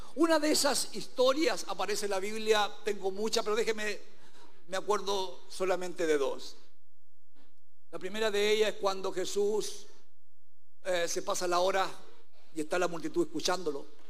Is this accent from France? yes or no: no; Chile; aquí en nuestro país